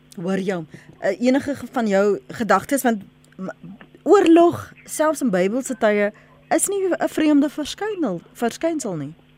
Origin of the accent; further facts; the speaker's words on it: South Africa; ek as 'n Suid-Afrikaner, as 'n vrou